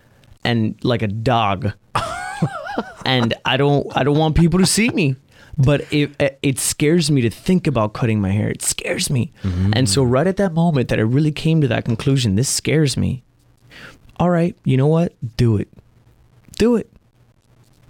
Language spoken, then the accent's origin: English; Miami, Florida, United States; now in Portland, United States; I'm from Miami.